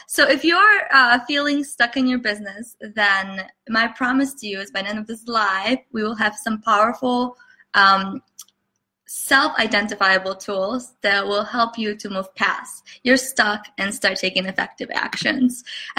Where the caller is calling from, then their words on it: Chicago, Illinois, United States; I am coming in from Chicago. Nice cold Chicago with lots of snow.